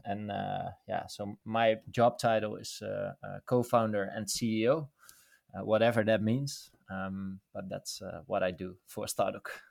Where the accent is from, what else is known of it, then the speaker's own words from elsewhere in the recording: Netherlands; born and raised in the Netherlands.